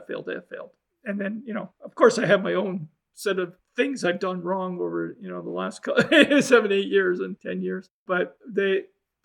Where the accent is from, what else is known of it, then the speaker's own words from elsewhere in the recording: Canada; I'm a Canadian